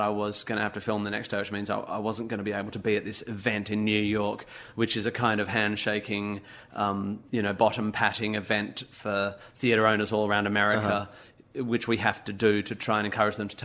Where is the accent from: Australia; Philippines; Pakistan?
Australia; I'm an Aussie